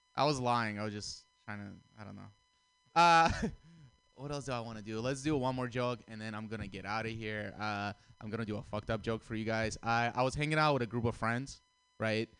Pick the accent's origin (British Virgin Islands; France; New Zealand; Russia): Russia; moved away; I grew up in Russia.